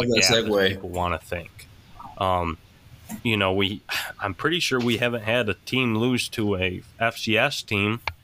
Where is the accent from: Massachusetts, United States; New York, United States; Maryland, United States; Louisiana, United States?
New York, United States; Portville; moved away as an adult; my hometown Portville Panthers